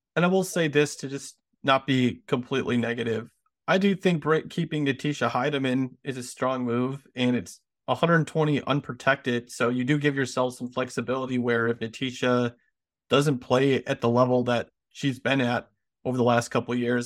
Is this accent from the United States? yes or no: yes; United States